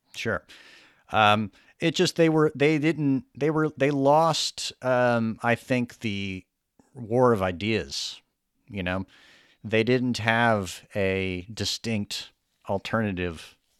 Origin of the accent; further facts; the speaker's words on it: the South, United States; my whole life I grew up in the South